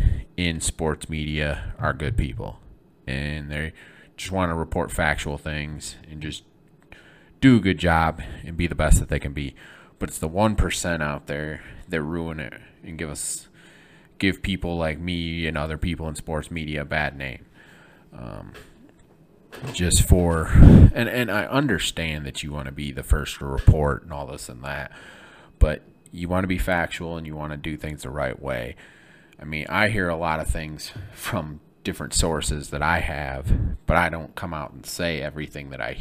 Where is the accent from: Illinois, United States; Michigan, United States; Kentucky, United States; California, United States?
Michigan, United States; Flint; moved away; I'm from Michigan, from Flint, Michigan